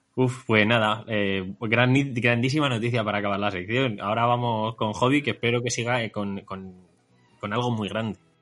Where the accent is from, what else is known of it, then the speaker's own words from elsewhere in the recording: Talavera de la Reina, Castilla-La Mancha, Spain; moved away; aquí en mi tierra, en mi casa